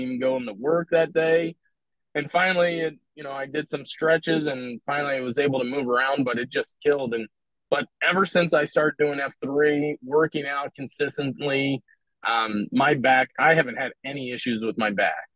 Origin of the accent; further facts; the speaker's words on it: Philadelphia, Pennsylvania, United States; now in Omaha, United States; I'm from Philadelphia originally